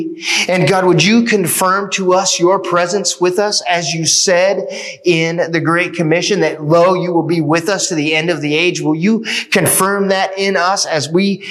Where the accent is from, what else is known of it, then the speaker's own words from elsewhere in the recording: United States; as American Christians